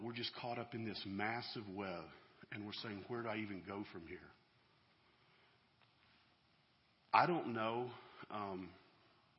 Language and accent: English; Georgia, United States; So we're from Georgia, down there where one of my Yankee friends says our homes are mobile and our cars aren't